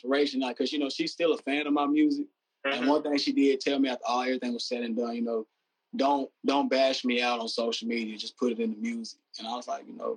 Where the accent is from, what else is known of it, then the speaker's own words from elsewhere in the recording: the South, United States; me being from the South